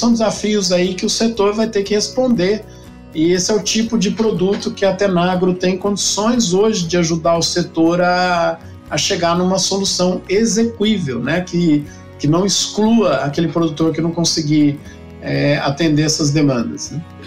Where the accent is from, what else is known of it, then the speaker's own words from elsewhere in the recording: interior of São Paulo, Brazil; eu nasci em São Paulo, na capital, mas eu sou de família do interior, né? Meus pais estavam morando em São Paulo quando, quando eu nasci. E logo de logo cedo a gente voltou para o interior